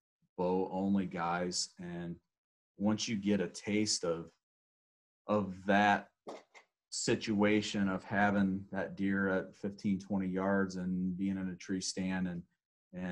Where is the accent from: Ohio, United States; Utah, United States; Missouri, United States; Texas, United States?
Ohio, United States; 45 minutes south of Cleveland; also born or lived in north of Columbus, Ohio; born and raised in Ohio. Grew up probably 45 minutes south of Cleveland.